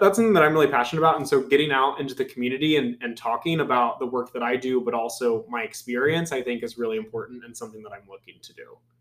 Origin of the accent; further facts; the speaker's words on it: Carthage, Missouri, United States; from Carthage, Missouri, Southwest